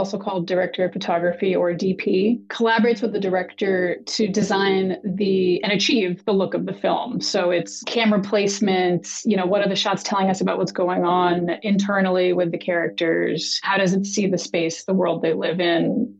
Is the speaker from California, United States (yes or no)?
no; Boston, Massachusetts, United States; moved away as an adult; also born or lived in New York; I grew up in Boston, moved to New York for undergrad, loved theater and photography in high school